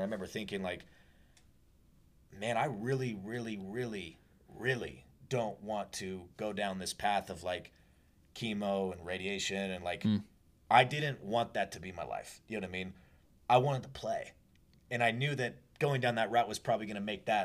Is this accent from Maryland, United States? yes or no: no; Washington, United States; I grew up in Washington State, and the biggest hospital is, like, 2.5 hours away